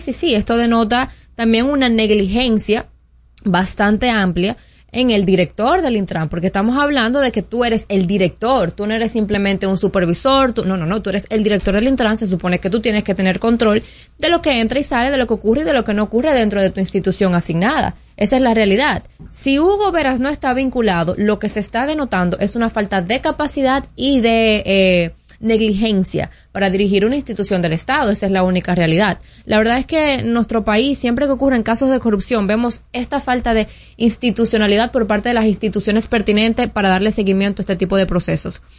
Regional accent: Dominican Republic; como dominicanos

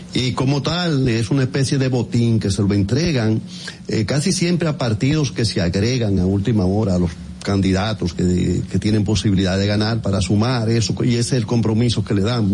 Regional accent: Dominican Republic; moved away

